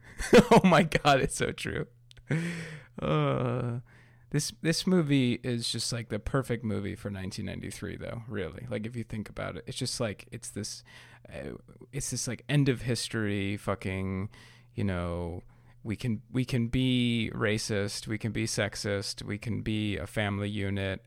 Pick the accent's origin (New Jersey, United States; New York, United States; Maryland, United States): New York, United States; I'm from New York